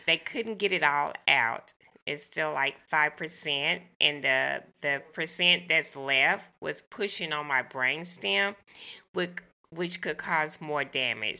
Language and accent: English; the South, United States; growing up in the South